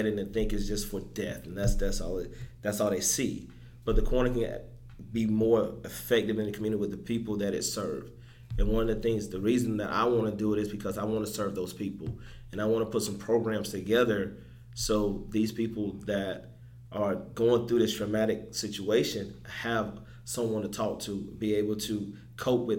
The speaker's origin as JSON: {"language": "English", "town": "Twin City", "region": "Georgia", "country": "United States", "also_born_or_lived": "Atlanta, Georgia", "moved": "as an adult", "lives_now": "Augusta, United States", "said": "I'm from Emanuel County, from Twin City, Georgia, a small town."}